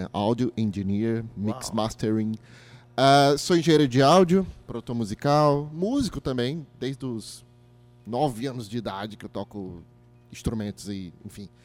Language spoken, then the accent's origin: Portuguese; Fortaleza, Ceará, Brazil; Pronto, Fortaleza.